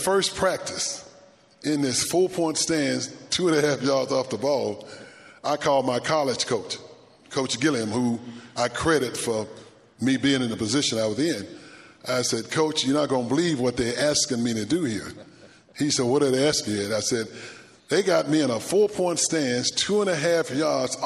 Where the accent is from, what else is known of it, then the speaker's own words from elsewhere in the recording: Tennessee, United States; growing up on a farm in Tennessee